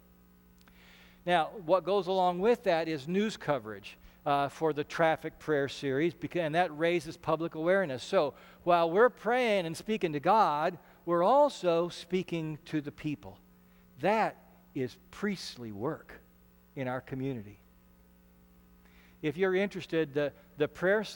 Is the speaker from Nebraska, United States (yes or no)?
yes; Ashland, Nebraska, United States; I grew up in Ashland, Nebraska